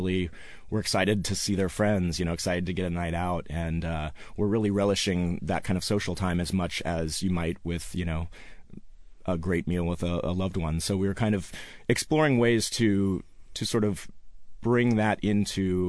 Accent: Seattle, Washington, United States; born and raised in Seattle

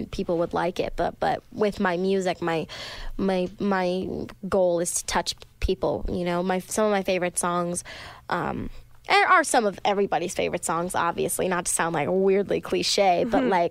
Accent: Colorado, United States; moved away; I also listened to a lot of country when I was little because I was from Colorado

